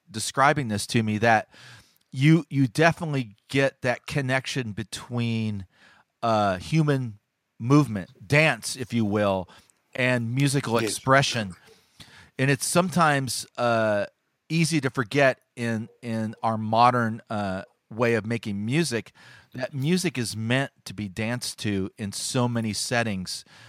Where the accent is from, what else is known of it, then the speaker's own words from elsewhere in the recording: United States; as an American